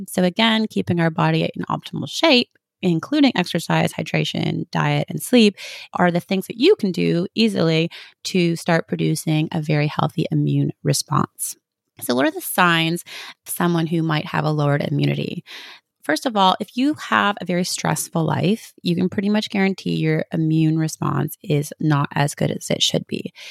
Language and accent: English; Canada; I'm from Canada. We spend half our years with snow